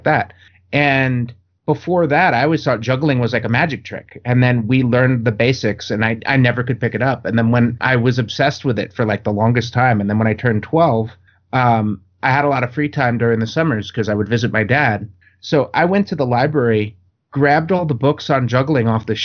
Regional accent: New York, United States; now in Southern California, United States; I grew up in New York.

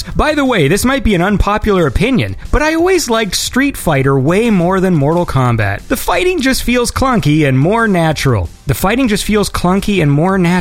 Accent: hometown in Ontario, Canada; now in Toronto, Canada; that smoke reached me in my hometown

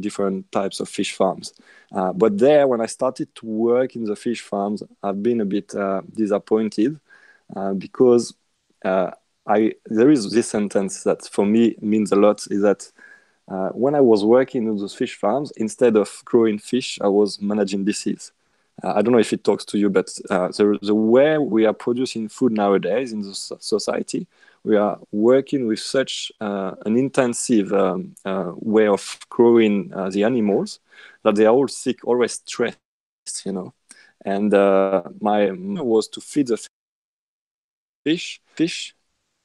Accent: west side of France, western France, France; accent: French; English is a second language; now in Australia; where I come from, I mean, in France, on the west side of France, because yes, I'm French. I live in Australia, but obviously you can tell with my accent

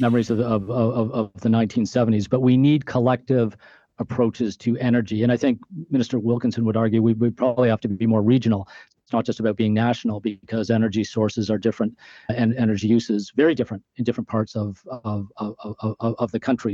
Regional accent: Canada; being Canadian

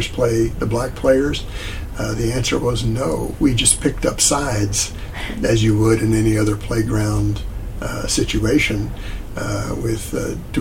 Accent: Richmond, Virginia, United States; moved away as an adult; I was in the South. I grew up really in the Upper South

